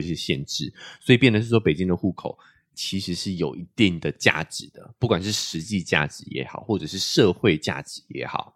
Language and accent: Chinese; New Taipei, Taiwan; moved away as an adult; also born or lived in mainland China; 我们自己在西，呃，新北是有，是有房子的